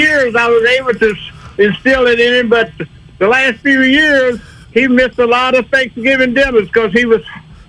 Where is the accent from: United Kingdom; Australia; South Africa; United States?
United States; Texas; moved away as an adult; originally I'm from Texas. I left Texas when I was 19 and joined the Navy. Spent 20 years in the Navy